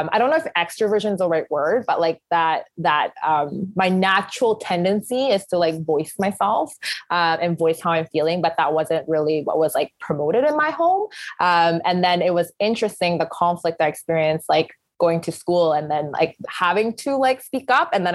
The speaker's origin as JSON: {"language": "English", "country": "Canada", "tie": "born or raised there", "said": "growing up in kind of Canadian society, I've definitely become a lot more kind of punctual and schedule driven"}